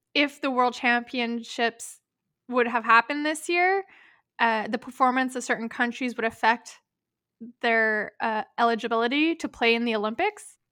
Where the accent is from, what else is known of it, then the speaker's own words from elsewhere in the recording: Canada; we're Canadian